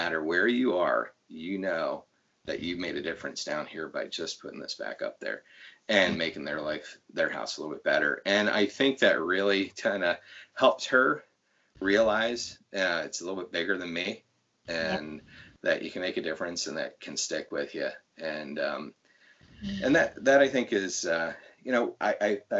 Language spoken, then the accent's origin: English; Lancaster County, Pennsylvania, United States; I grew up in the Lancaster County area